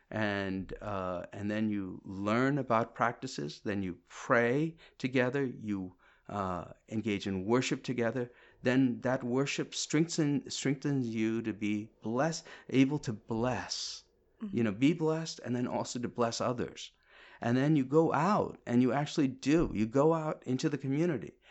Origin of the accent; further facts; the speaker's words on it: Kerala, India; so I'm from India, right? Mm-hmm. I was mm-hmm. born in India, you know, and um, India, South India, Kerala